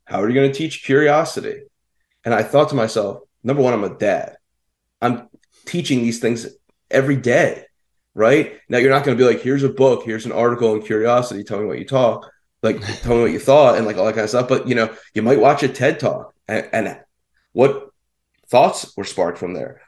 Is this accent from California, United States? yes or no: no; Philadelphia, Pennsylvania, United States; I grew up in the Philadelphia area